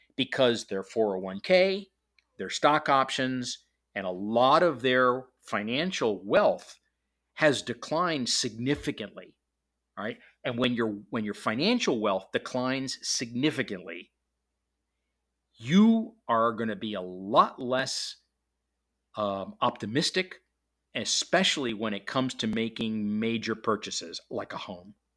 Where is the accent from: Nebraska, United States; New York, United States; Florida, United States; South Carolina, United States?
Florida, United States; Miami; now in Atlanta, United States; Miami, which, which happens to be my hometown